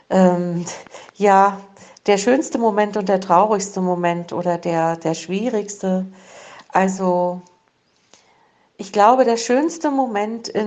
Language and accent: German; East Germany, Germany; Ich bin ja in der DDR groß geworden.